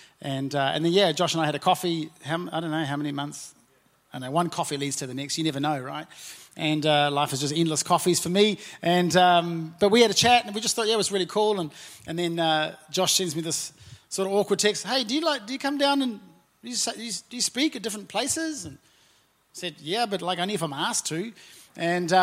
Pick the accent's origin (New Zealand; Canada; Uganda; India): New Zealand; Auckland; also born or lived in Napier; I'm from South Auckland, very proudly from South Auckland, and my wife and I were born and raised there